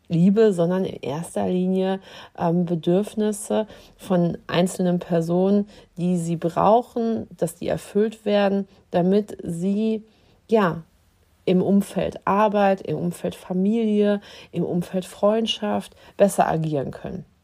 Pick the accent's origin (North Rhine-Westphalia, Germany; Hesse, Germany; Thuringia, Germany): North Rhine-Westphalia, Germany; Dortmund; moved away as an adult; Also ich bin aus Dortmund vor zwölf Jahren hier hochgekommen nach Dithmarschen und habe hier am Westküstenklinikum in Heide angefangen, in der Abteilung der Anästhesie zu arbeiten.